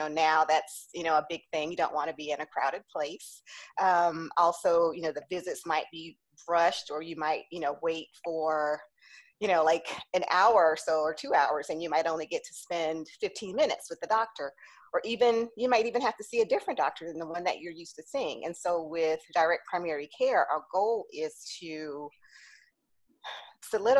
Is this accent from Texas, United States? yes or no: no; St. Petersburg, Florida, United States; moved away as an adult; also born or lived in Atlanta, Georgia; I was born here in St. Petersburg, Florida